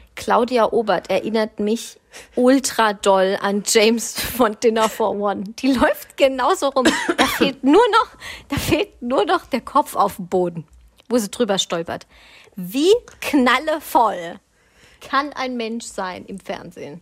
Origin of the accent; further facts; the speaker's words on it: Swabia, Germany; bin ich Schwabe durch und durch